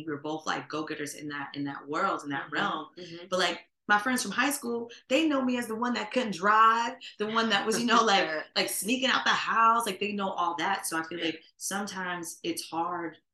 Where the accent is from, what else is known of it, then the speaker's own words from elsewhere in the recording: New Jersey, United States; moved away as an adult; now in Miami, United States; I moved away from Jersey. Like, I have a whole new world out here in Miami